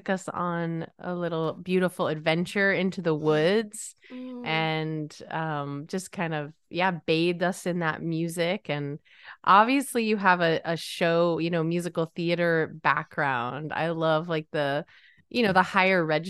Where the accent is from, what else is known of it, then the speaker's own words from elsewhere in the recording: Connecticut, United States; I grew up in Connecticut and I was just a train ride or a not too long of a drive away from New York City.